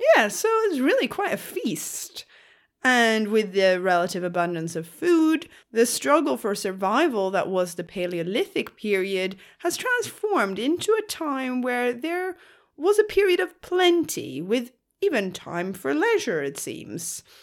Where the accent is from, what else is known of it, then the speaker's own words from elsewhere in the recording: Skåne, Sweden; accent: Skåne; I'm also from the South Coast, but the South Coast of Sweden, namely the county of Skåne.